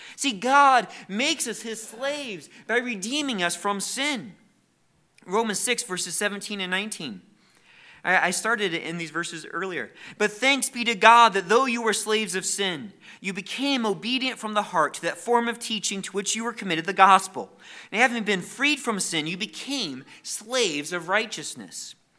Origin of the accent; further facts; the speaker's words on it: United States; We are very thankful for the freedoms we have as Americans.